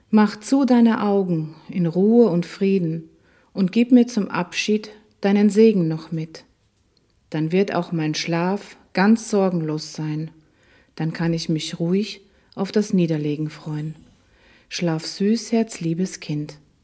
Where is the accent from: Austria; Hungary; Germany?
Austria; Schärding, Upper Austria; Ich bin in Scherding in Oberösterreich aufgewachsen, ein wunderschönes barockes Städtchen an der Grenze zu Deutschland.